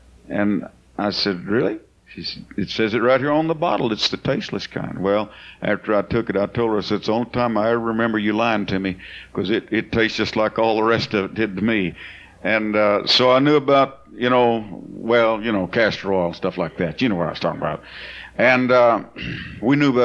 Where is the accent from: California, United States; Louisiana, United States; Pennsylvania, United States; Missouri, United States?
California, United States; Bakersfield; I'm from California, I know a little bit about what you call the sticks. Bakersfield had a lot of houses we lived in didn't have any power